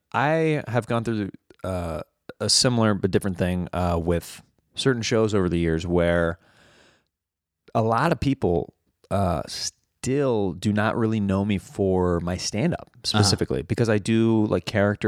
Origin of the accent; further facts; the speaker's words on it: Kansas, United States; In Kansas.